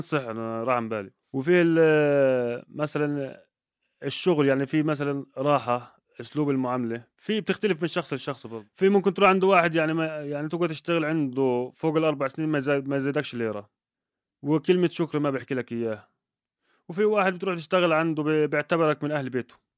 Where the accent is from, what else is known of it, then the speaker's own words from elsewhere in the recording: Egypt; moved away as an adult; now in Jordan; انا كمصري